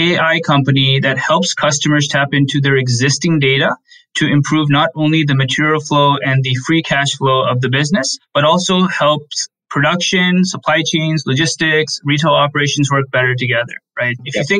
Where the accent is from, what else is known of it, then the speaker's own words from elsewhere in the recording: Allentown, Pennsylvania, United States; born there; So I was born in Allentown, Pennsylvania, which is part of the Lehigh Valley